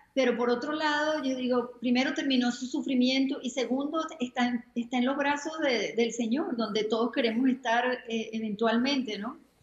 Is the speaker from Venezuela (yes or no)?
yes; Venezuela; moved away as an adult; also born or lived in New York; now in Florida, United States; soy venezolana, ah, ya tengo 25 años viviendo aquí en los Estados Unidos